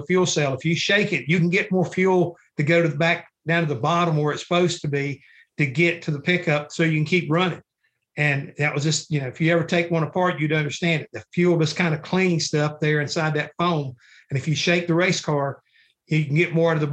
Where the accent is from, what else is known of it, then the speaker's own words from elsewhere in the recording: Charlotte, North Carolina, United States; I grew up in Charlotte, North Carolina, racing dirt